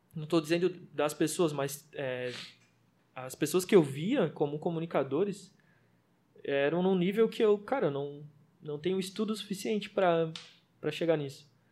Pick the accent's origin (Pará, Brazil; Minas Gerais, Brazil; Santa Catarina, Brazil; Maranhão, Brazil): Santa Catarina, Brazil; Florianópolis; eu cresci sim no, no Morro da Chácara, não sei se a galera vai conhecer, mas é atrás do Morro do Havaí